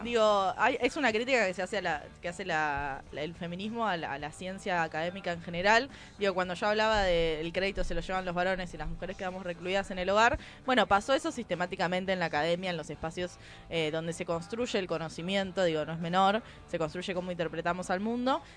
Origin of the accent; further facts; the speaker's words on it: Buenos Aires Province, Argentina; yo soy de provincia de Buenos Aires